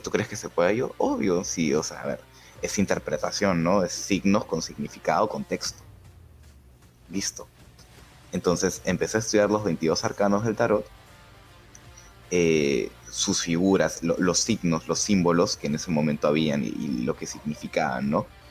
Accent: Lima, Peru; no soy un blanco, limeño blanco normal

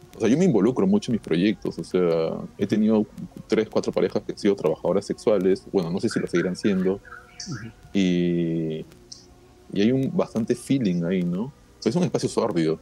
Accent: Lima, Peru; Y es porque hemos sido criados así. No sé si en otros países serán igual. Yo creo que es, algo muy limeño

